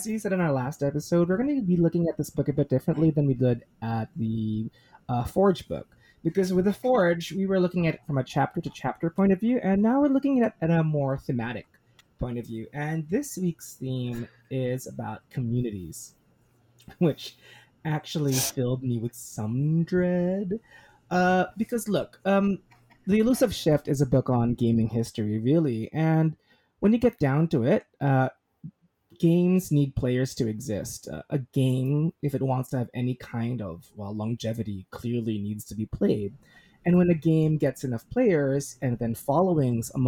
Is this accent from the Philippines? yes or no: yes; Philippines; I am a Filipino, both by heritage, nationality, and citizenship